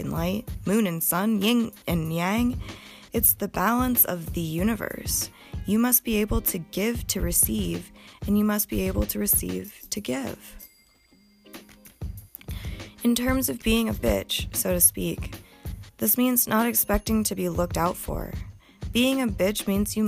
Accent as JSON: {"language": "English", "region": "Montana", "country": "United States", "tie": "born or raised there", "said": "I grew up in Montana with generations of hardworking people on both sides of my bloodline."}